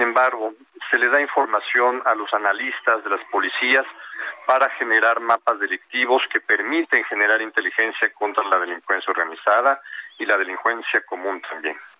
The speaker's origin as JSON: {"language": "Spanish", "country": "Mexico", "said": "los mexicanos"}